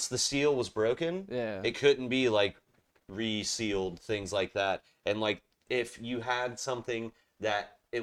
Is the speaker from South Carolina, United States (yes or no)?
yes; Charleston, South Carolina, United States; now in Wilmington area, North Carolina, United States; I grew up in Charleston, South Carolina.